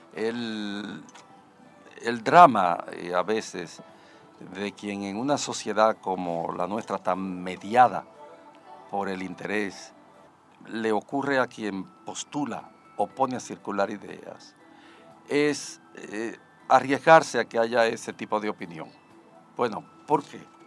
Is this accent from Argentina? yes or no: no; Dominican Republic; no somos los dominicanos capaces de construir una sociedad decente